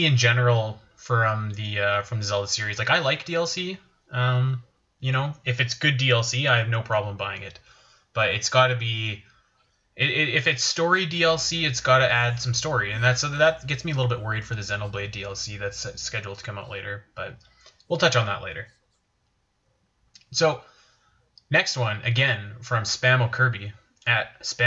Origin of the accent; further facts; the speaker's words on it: Canada; I'm Canadian